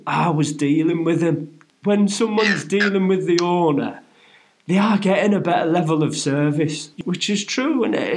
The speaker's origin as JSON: {"language": "English", "town": "Middlesbrough", "region": "North East England", "country": "United Kingdom", "tie": "born or raised there", "moved": "yes", "said": "my hometown of Middlesbrough"}